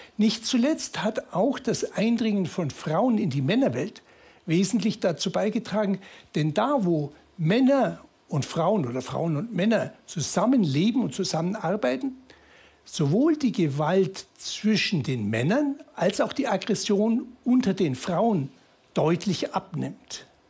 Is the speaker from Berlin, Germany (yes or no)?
no; Munich, Bavaria, Germany; bin ich aus München